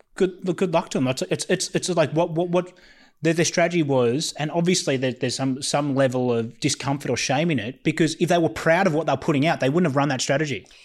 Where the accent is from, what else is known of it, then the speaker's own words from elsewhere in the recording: Australia; as an Australian